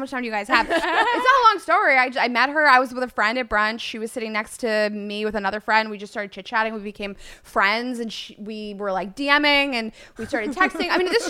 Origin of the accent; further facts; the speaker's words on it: Pittsburgh, Pennsylvania, United States; I grew up in Pittsburgh.